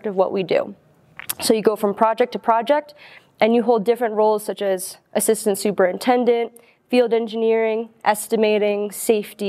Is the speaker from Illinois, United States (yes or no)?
no; New York, United States; Growing up in New York, close to the city, I was around a lot of high-profile construction projects